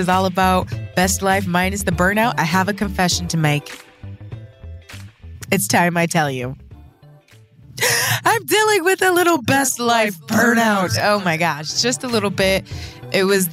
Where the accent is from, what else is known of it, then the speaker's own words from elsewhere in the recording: Toledo, Ohio, United States; I was born in Toledo, in Toledo, Ohio